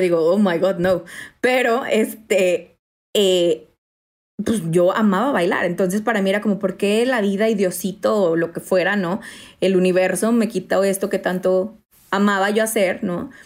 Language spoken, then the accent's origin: Spanish; Mexico; yo soy mexicana